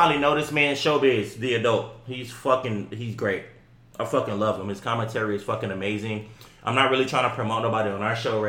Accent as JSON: {"language": "English", "region": "Texas", "country": "United States", "said": "we're from Texas."}